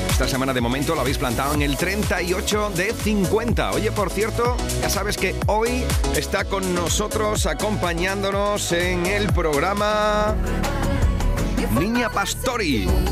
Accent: Huelva, Andalusia, Spain; en Punta Umbría, en mi tierra, en Huelva

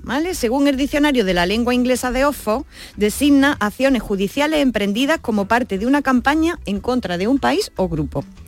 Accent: Andalusia, Spain

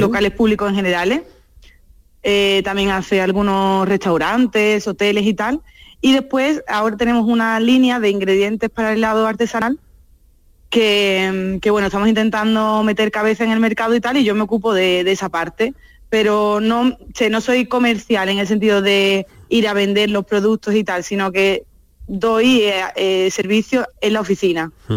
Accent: Seville, Andalusia, Spain; moved away as an adult; also born or lived in Albaida del Aljarafe; now in Morciano di Romagna, Italy; Después volví a Sevilla para terminar la carrera

